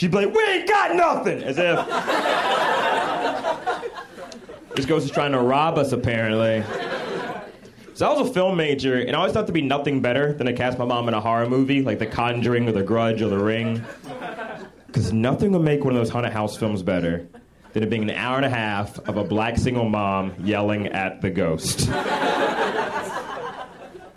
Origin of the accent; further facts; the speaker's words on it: Birmingham, Alabama, United States; accent: country voice; moved away; I'm originally from Birmingham, Alabama.